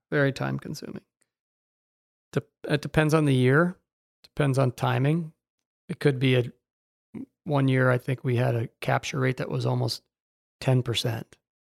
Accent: Naples, Florida, United States; also born or lived in Jacksonville; growing up here

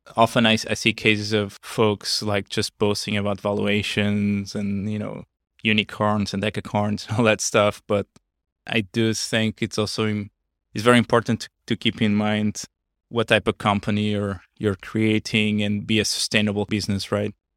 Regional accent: small town near Porto, Norte, Portugal; moved away as an adult; also born or lived in Los Angeles, United States; now in United States; I'm basically from a small town on the north part of Portugal, uh, close to, uh, Porto.

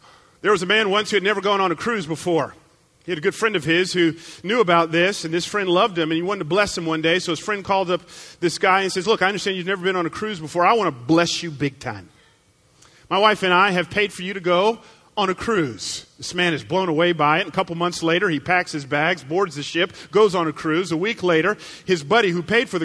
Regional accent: the Bible Belt, the South, United States; I grew up in the Bible Belt.

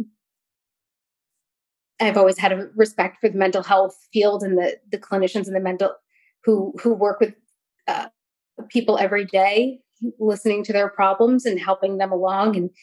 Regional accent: New York, United States; also born or lived in North Carolina; now in Virginia, United States; I'm currently living in Virginia. I grew up in New York.

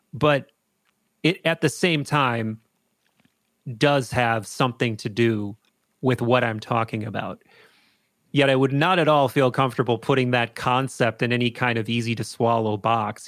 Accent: Appleton, Wisconsin, United States; I grew up in Appleton, Wisconsin.

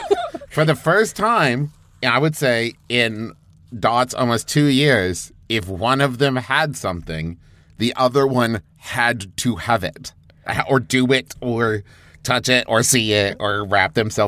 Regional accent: West Virginia, United States; so I'm from West Virginia.

